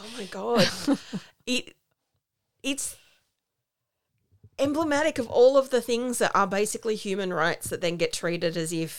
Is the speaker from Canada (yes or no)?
no; Australia; We're Australian.